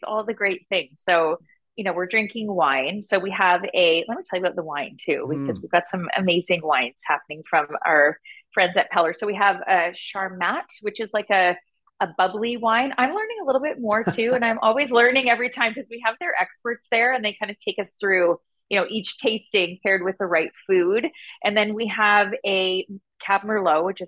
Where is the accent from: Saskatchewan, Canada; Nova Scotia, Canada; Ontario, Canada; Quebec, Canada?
Ontario, Canada; Hamilton; Hamilton, because, you know, this is my hometown, born and raised. I've always lived here